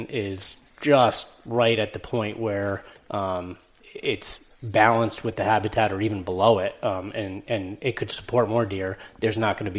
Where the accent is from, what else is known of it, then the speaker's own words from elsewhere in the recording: New York, United States; So Dan said I'm from New York.